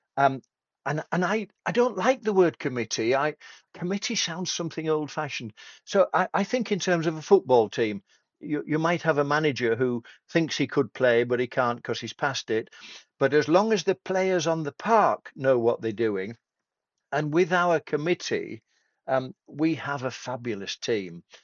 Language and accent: English; Tadcaster, Yorkshire and the Humber, United Kingdom; I come from Tadcaster between York and Leeds.